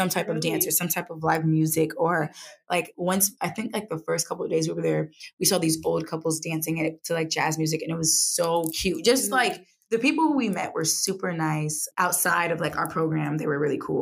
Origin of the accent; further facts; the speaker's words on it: United States; I'm from the United States.